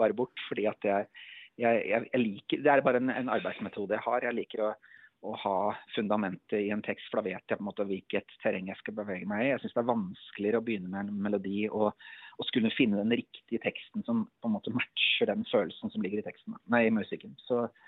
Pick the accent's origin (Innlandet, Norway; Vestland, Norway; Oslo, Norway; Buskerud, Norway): Innlandet, Norway; Elverum; jeg er en kar fra skogen, jeg er fra Elverum